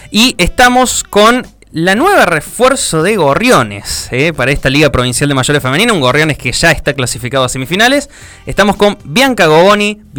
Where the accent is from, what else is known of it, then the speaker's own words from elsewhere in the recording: Villa Mercedes, San Luis, Argentina; now in Río Cuarto, Argentina; yo soy de Villa Mercedes, provincia de San Luis.